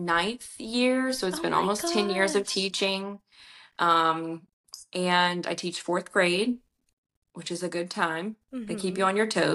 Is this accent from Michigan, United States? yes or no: no; Louisiana, United States; I'm from Louisiana